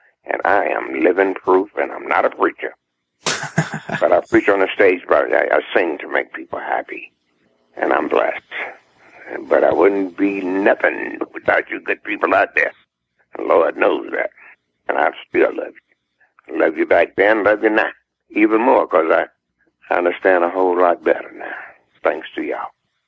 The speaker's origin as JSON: {"language": "English", "region": "the South", "country": "United States", "tie": "born there", "said": "I'm just Southern guy. People say, well, you sound like a Northerner. I say, well, I'm not. I was born in the South, and I love the South. I love it here."}